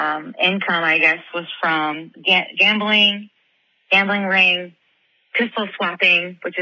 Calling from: Ohio, United States; from Ohio. I've called a couple times before.

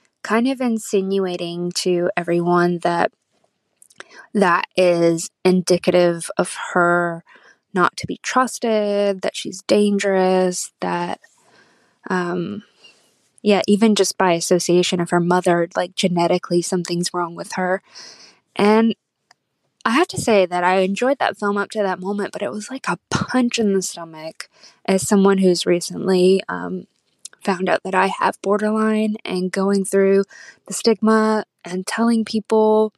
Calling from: Auckland, New Zealand; I'm calling from Auckland, New Zealand

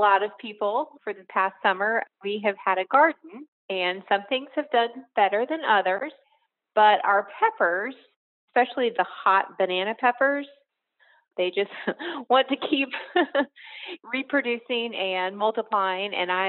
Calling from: Whispering Pines, North Carolina, United States; I am calling from Whispering Pines, North Carolina.

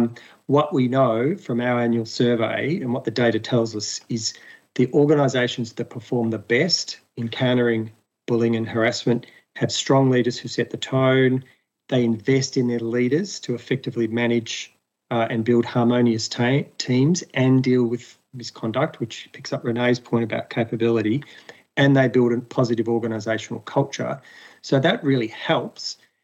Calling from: Melbourne, Victoria, Australia; I'm coming from Wurundjeri country of the people of the Kulin Nation in Melbourne.

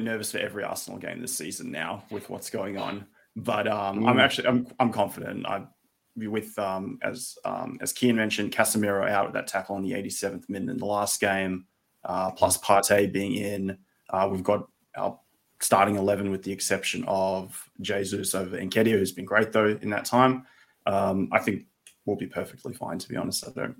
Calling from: Melbourne, Victoria, Australia; I'm in Melbourne, Australia, and it's what, 7 a.m. here.

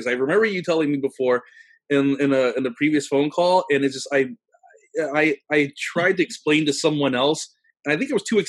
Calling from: Brooklyn, New York, United States; I'm coming here from Bay Ridge, Brooklyn, New York, and it's an honor to be here.

